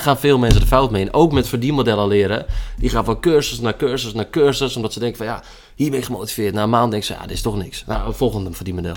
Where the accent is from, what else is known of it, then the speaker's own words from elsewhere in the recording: IJmuiden, North Holland, Netherlands; geboren in de Muiden.